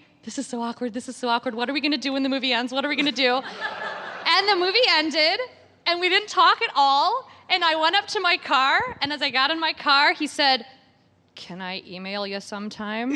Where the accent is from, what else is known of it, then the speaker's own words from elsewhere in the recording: Wichita, Kansas, United States; I'm from Wichita, Kansas